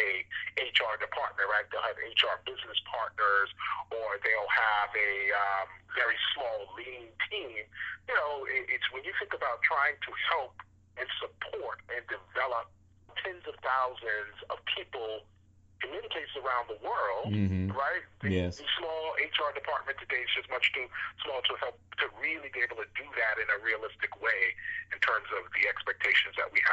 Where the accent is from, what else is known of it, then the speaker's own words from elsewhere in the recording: New York City, New York, United States; I grew up in Brooklyn, New York